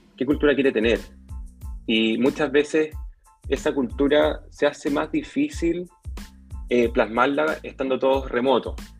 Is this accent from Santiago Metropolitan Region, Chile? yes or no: yes; Santiago, Santiago Metropolitan Region, Chile; moved away as an adult; now in Papudo, Chile; Yo soy santiaguino